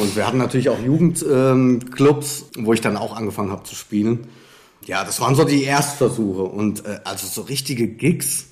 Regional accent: Frankfurt, Hesse, Germany; gar nicht so weit vom Hessischen Rundfunk äh, groß geworden bin in Frankfurt

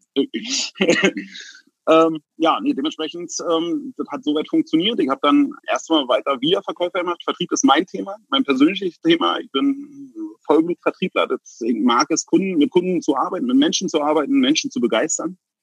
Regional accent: Berlin, Germany; ich bin Berliner Jung, ich bin hier geboren und ich äh, denke, hier denke ich hier auch zu sterben

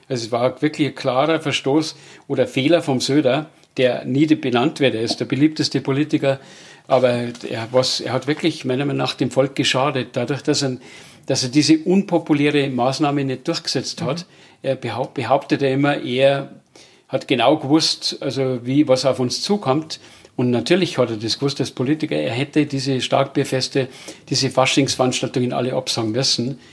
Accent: Bavaria, Germany; bei uns in Bayern

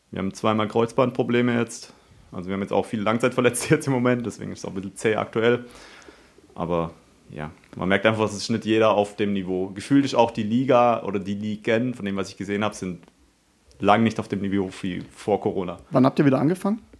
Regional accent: Haslach, Baden-Württemberg, Germany; wie gesagt, ich komme aus Haslach, fahre nach Offenburg

